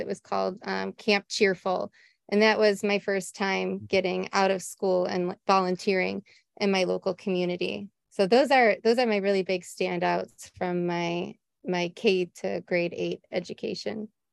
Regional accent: Cleveland, Ohio, United States; moved away; I grew up in Ohio, USA, mm-hmm. right outside of the city of Cleveland

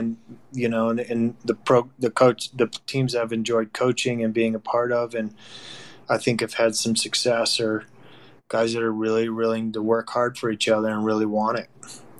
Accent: Boston, Massachusetts, United States; born there; My grandfather was, you know, a U.S. citizen. My parents, I was born in Boston.

